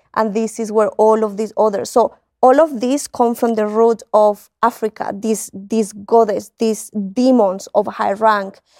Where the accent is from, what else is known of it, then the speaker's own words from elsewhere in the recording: Spain; moved away as an adult; also born or lived in United Kingdom; now in Colombia; I grew up in Spain.